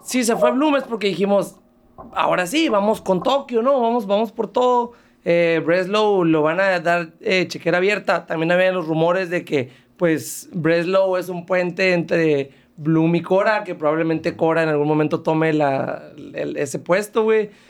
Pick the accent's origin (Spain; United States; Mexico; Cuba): Mexico; como mexicano